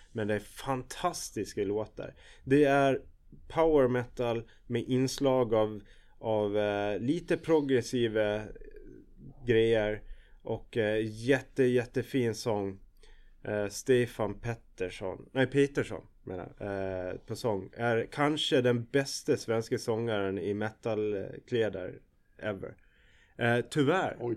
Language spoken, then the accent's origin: Swedish; Gotland, Sweden; jag är ju gotlänning som, som de flesta hör